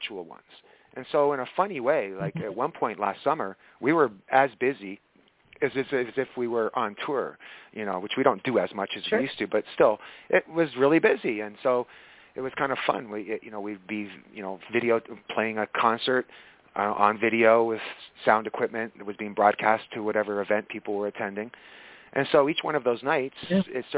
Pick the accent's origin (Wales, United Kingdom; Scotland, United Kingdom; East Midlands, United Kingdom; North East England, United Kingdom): Scotland, United Kingdom; moved away; I was born in Scotland, so I'm not exactly European